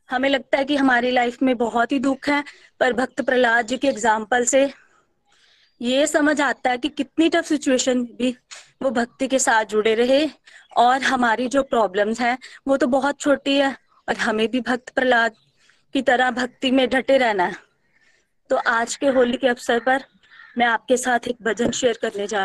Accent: Amritsar, Punjab, India; मैं अमृतसर से बिलोंग करती हूँ

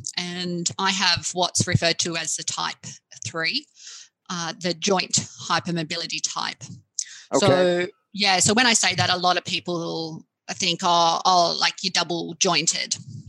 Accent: Australia; So I'm Australian and lived here all my life, born

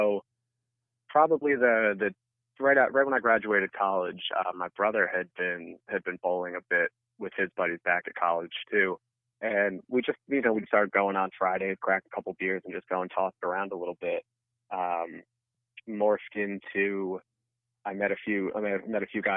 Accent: Southern Connecticut, United States; I grew up in Southern Connecticut, so actually most of my family's Yankees fans

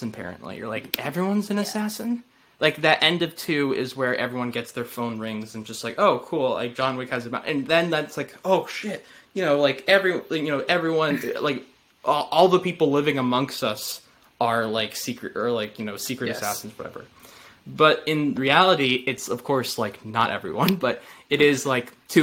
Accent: United States; as an American speaking.

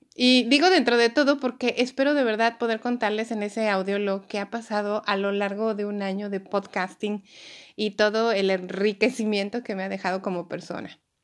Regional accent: Mexico; now in Austria; los que somos mexicanos y conocemos el Distrito Federal

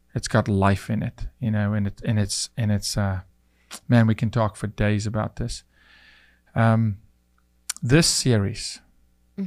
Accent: South Africa; moved away as an adult; now in United States; I'm from South Africa

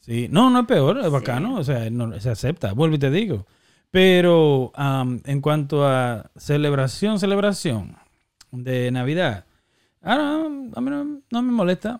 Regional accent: San Cristóbal, Dominican Republic; moved away; also born or lived in Massachusetts; yo de niño en San Cristóbal

